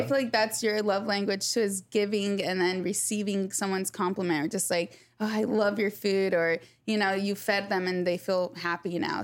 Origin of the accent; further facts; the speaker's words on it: United States; I'm American